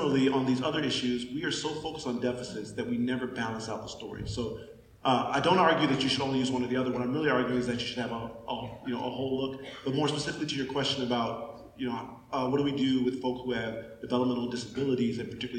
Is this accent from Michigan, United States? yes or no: yes; Pontiac, Michigan, United States; I grew up in Pontiac, Michigan, very rough town